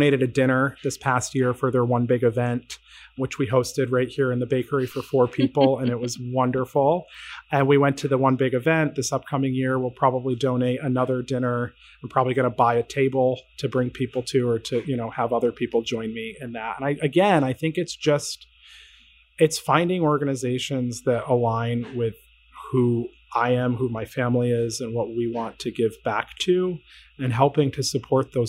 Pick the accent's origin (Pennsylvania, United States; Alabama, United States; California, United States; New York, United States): New York, United States; Syracuse; now in Connecticut, United States; I grew up in central New York. I grew up in Syracuse